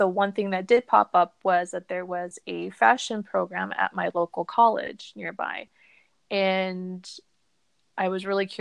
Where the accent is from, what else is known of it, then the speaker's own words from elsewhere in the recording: Arizona, United States; I am from Arizona in the United States